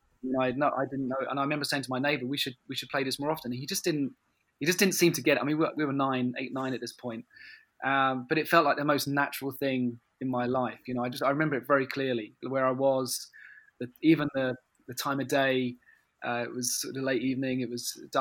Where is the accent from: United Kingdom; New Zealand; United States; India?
United Kingdom; Tunbridge Wells, South East England; I'm from Tunbridge Wells